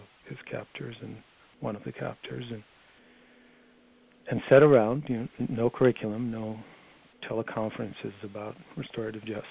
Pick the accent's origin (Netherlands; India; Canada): Netherlands; moved away as an adult; I grew up in Holland for my first 21 years